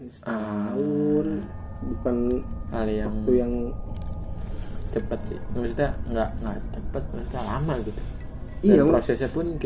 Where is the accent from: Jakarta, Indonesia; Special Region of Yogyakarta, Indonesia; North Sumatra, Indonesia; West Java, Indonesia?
West Java, Indonesia; Depok; kita kita sebagai orang Depok ya selalu ngad, ngadepinnya kayak main satu babi ngepet